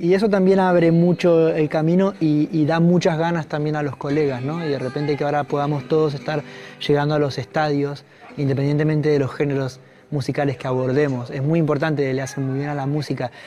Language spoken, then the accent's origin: Spanish; Argentina